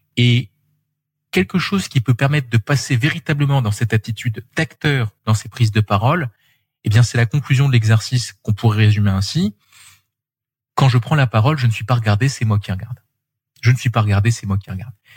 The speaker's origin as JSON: {"language": "French", "country": "France"}